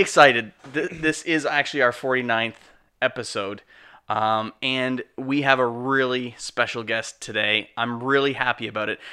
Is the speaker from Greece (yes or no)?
no; Canada; We're Canadian filmmakers